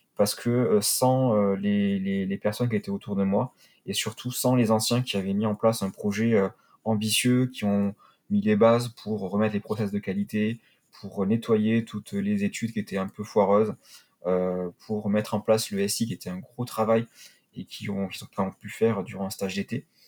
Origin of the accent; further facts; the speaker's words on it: Perpignan, Occitania, France; moved away; also born or lived in Paris; chez moi à Perpignan